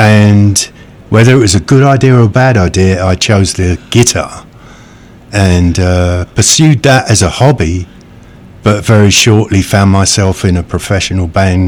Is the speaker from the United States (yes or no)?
no; England, United Kingdom; Being English, pretty standoffish, you know. Shaking hands and hugging is not natural, but I've been here so long that I hug and shake hands all the time.